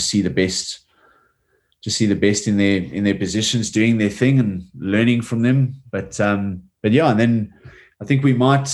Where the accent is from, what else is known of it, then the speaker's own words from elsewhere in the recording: South Africa; moved away as an adult; now in Japan; as a South African